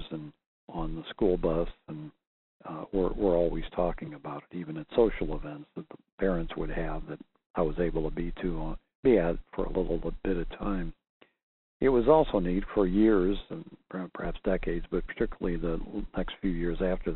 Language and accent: English; Missouri, United States; I was from Missouri